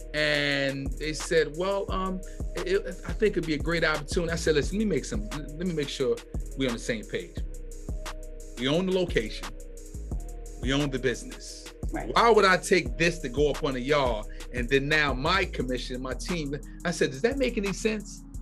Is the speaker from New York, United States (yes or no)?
yes; New York City, New York, United States; moved away; I'm originally from New York, from Brooklyn